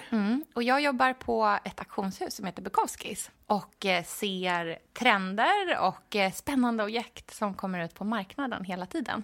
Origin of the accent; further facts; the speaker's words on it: Australia; now in Sweden; jag är uppvuxen i Australien